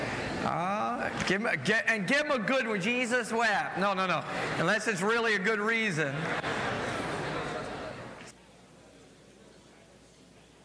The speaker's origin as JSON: {"language": "English", "region": "New Jersey", "country": "United States", "said": "I am from New Jersey."}